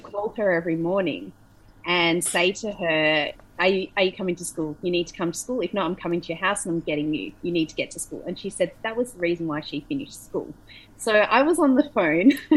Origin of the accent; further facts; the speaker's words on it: Australia; moved away as an adult; also born or lived in Melbourne; now in Bali, Indonesia; as an Australian